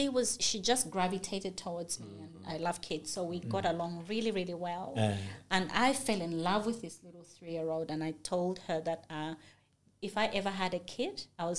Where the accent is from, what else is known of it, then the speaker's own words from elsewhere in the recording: Zambia; I'm from Zambia